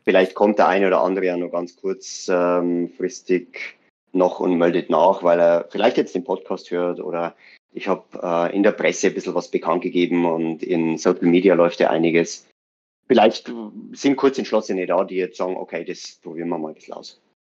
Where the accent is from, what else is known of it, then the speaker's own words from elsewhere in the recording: Weiden, Bavaria, Germany; bei uns in Weiden